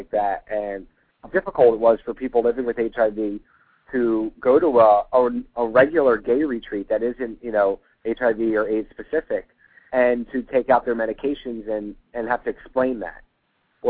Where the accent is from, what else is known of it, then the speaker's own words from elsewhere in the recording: Philadelphia, Pennsylvania, United States; I grew up in Philly